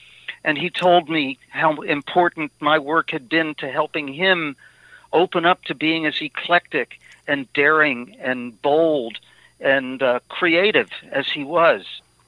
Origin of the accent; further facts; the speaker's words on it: Baltimore, Maryland, United States; moved away; I was in Baltimore. I grew up in Baltimore